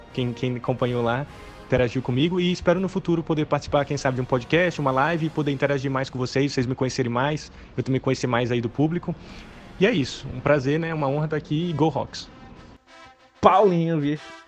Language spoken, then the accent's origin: Portuguese; São Luís, Maranhão, Brazil; moved away as an adult; also born or lived in Seattle, United States; eu sou de São Luís do Maranhão, tenho 25 anos